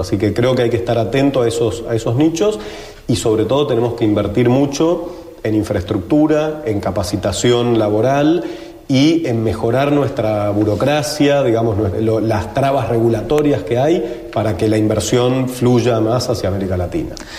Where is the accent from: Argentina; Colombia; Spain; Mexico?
Argentina; los argentinos y los latinoamericanos estamos preparados